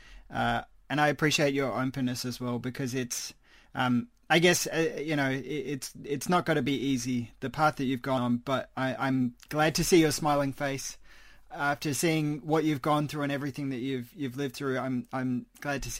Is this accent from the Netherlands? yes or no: no; Australia; an Australian citizen